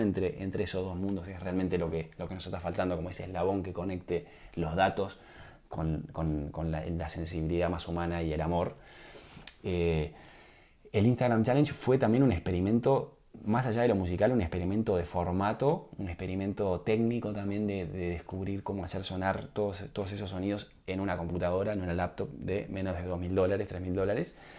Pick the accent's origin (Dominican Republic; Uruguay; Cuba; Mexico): Uruguay; moved away as an adult; also born or lived in United States; como uruguayo